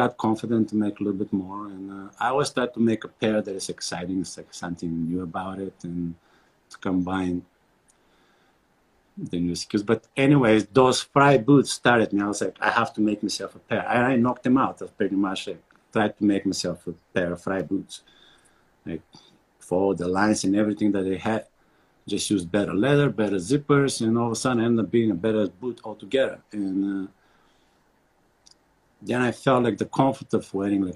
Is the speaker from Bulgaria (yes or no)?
yes; Bulgaria; moved away as an adult; also born or lived in New York / Germany; now in Montana, United States; I'm born and raised in Bulgaria